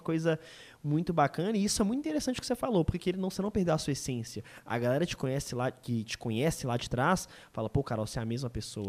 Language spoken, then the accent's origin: Portuguese; Belo Horizonte area, Minas Gerais, Brazil; now in Belo Horizonte, Brazil; estar tá em BH é, facilita muito isso, porque eu tô perto da galera de, é, de onde eu vim